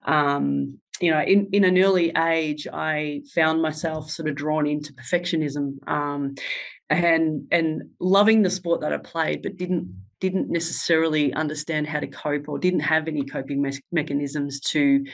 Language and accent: English; Ballarat, Victoria, Australia; I was born and bred in Ballarat